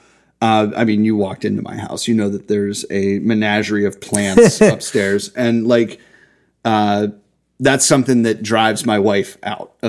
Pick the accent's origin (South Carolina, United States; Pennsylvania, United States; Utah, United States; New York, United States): Pennsylvania, United States; Hampton; I grew up in Hampton